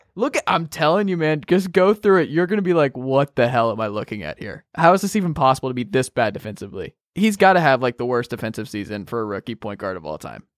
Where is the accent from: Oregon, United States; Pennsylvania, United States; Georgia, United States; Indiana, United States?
Georgia, United States; Gwinnett County; moved away; I grew up in Gwinnett County, by the way. Spent the first eighteen years of my life